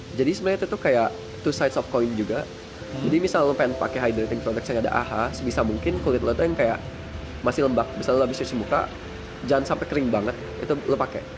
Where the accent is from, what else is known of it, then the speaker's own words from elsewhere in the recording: Lampung, Indonesia; now in Yogyakarta, Indonesia; gue dari Lampung